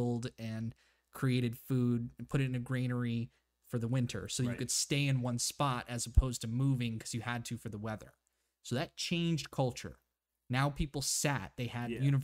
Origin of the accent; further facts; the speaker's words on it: Hawaii, United States; moved away; I was born in Hawaii